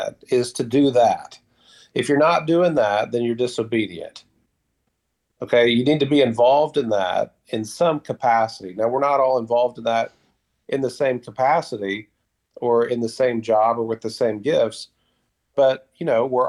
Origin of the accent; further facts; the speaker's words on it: United States; moved away; as Americans